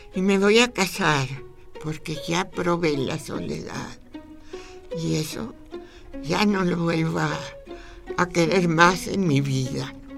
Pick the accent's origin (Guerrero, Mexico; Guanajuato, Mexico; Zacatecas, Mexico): Zacatecas, Mexico; moved away; mi abuela, mis tías, la vida en Zacatecas